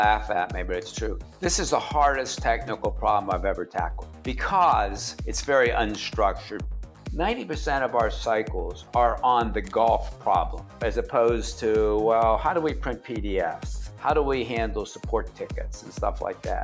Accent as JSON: {"language": "English", "town": "Pittsburgh", "region": "Pennsylvania", "country": "United States", "tie": "born or raised there", "said": "I grew up in the South Hills of Pittsburgh and played at South Park."}